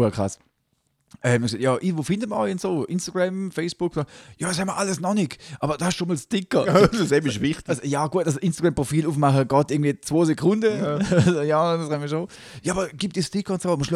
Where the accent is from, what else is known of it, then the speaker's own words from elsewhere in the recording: Switzerland; bin kein Schweizer. Schweizer kann jeder werden. Ich bin Eidgenoss.